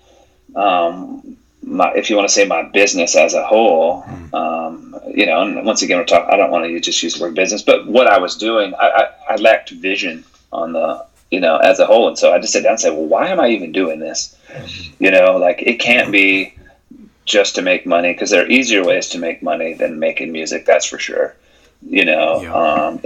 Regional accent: Charlotte, North Carolina, United States; my hometown

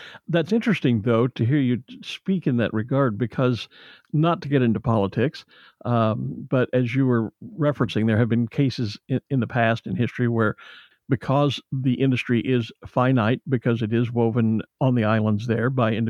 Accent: United States; as an American watching what's happening to the UK with regard to Brexit

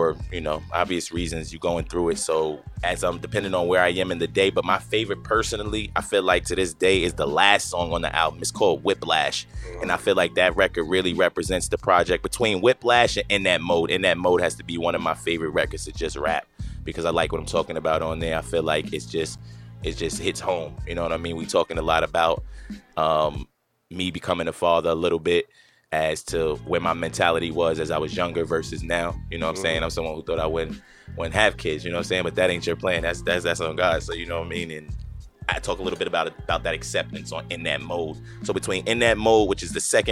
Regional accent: Long Island, New York, United States; now in Fredericksburg, United States; I grew up in, I come from Long Island, New York. Long Island, yes, sir, New York.

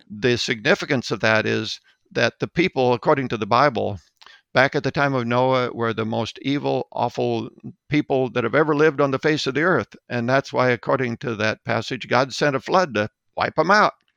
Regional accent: Mount Vernon, South Dakota, United States; Mount Vernon, South Dakota was my hometown

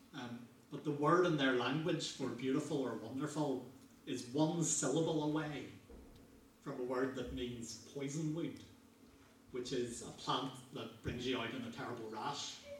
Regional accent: Northern Ireland, United Kingdom; growing up in Northern Ireland

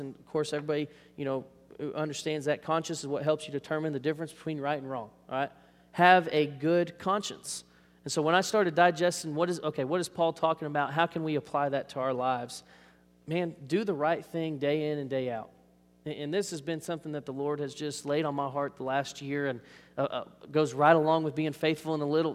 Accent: Arlington, United States; I grew up in Arlington

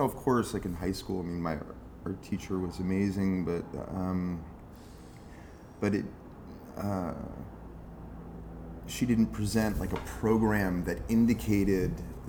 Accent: Eastern Shore of Maryland, United States; moved away as an adult; also born or lived in Delaware / Los Angeles / Berlin; now in Brooklyn, United States; I grew up in the Eastern Shore of Maryland.

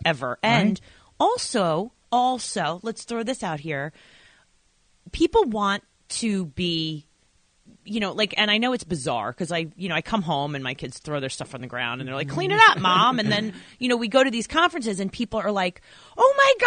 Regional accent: New York, United States; I'm from New York

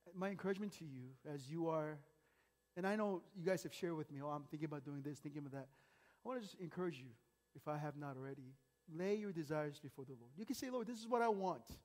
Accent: United States; growing up in America

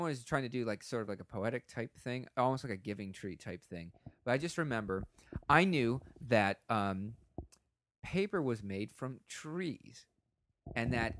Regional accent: Florida, United States; growing up in Florida, I kind of didn't know what sledding really was

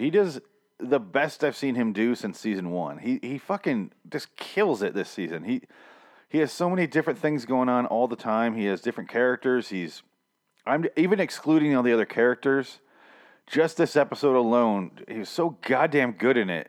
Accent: Michigan, United States; I'm from Michigan

